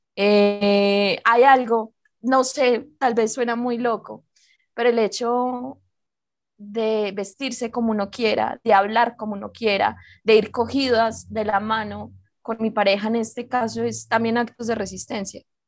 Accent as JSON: {"language": "Spanish", "country": "Colombia", "said": "soy colombiana, escritora juvenil colombiana"}